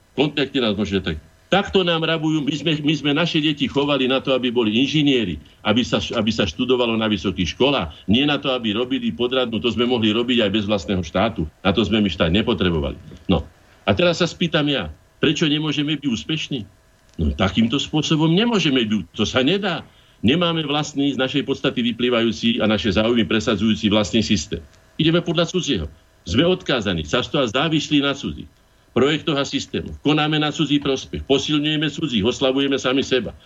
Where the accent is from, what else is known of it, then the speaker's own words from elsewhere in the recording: Slovakia; sme my Slováci